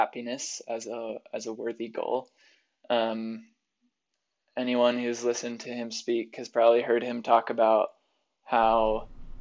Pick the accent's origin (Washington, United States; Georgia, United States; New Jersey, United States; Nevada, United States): Nevada, United States; Las Vegas; moved away as an adult; now in Provo, United States; We both hail from Las Vegas